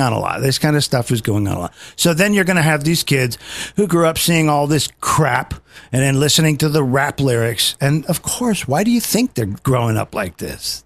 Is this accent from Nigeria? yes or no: no; United Kingdom; I'm British